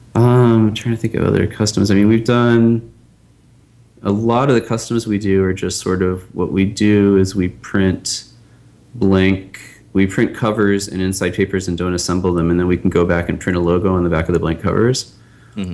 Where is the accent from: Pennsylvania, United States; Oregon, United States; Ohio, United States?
Pennsylvania, United States; Pittsburgh; I'm from Pittsburgh, and I was you know a Pirates fan growing up